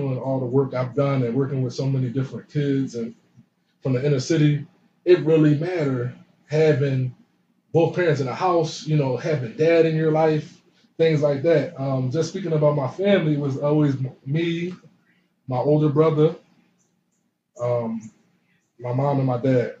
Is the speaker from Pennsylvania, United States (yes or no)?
yes; Philadelphia, Pennsylvania, United States; growing up, out 31st and Tasker